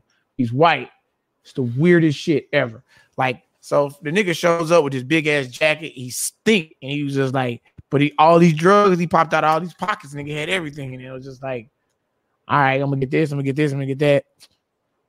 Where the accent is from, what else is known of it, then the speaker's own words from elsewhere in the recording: Texas, United States; I'm from Texas